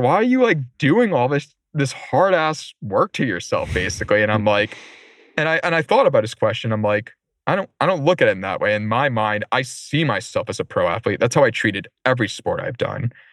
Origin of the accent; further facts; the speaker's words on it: Warwick, Rhode Island, United States; I grew up in Warwick neck near Rocky Point